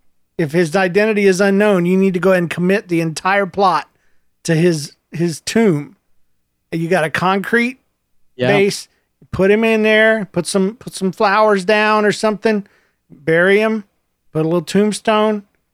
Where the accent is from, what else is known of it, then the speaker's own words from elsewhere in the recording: Alberta, Canada; I'm 11 from Alberta, Canada.